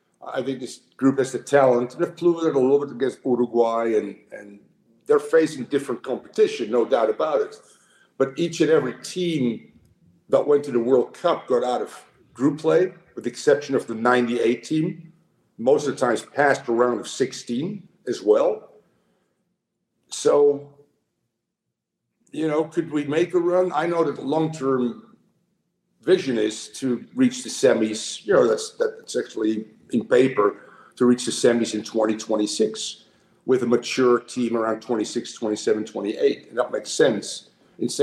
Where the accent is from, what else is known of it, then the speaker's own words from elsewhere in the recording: Netherlands; moved away; I'm from the Netherlands